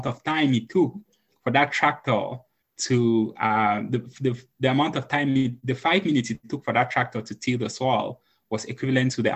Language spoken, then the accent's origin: English; Cameroon; now in United States; originally from Cameroon. I came to the US in 2010. Growing up in Cameroon